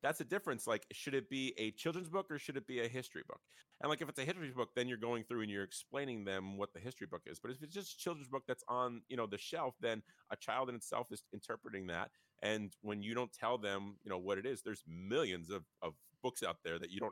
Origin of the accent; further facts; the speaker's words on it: Bethel, United States; I grew up in Bethel